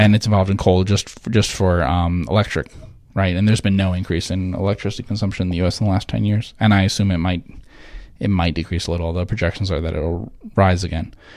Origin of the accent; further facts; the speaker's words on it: New Jersey, United States; moved away; I'm from New Jersey originally